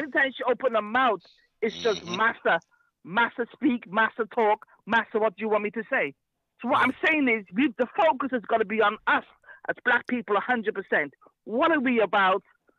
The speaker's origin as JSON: {"language": "English", "country": "United Kingdom", "said": "we want to take control of our destiny in Britain as black people, as African people, as black British people."}